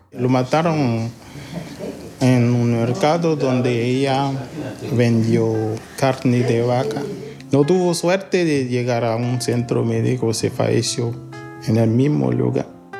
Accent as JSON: {"language": "Spanish", "country": "Haiti", "also_born_or_lived": "Port-au-Prince, Haiti", "moved": "as an adult", "lives_now": "Chile", "said": "ya no estoy en mi país"}